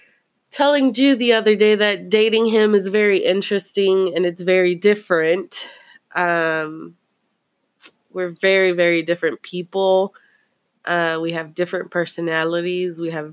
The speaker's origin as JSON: {"language": "English", "town": "Fort Worth", "region": "Texas", "country": "United States", "said": "I'm from Poly."}